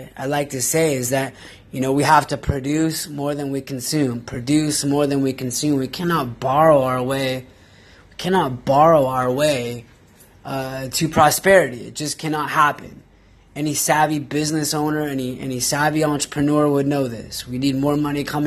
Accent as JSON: {"language": "English", "region": "Pacific Northwest", "country": "United States", "said": "I'm from the Pacific Northwest"}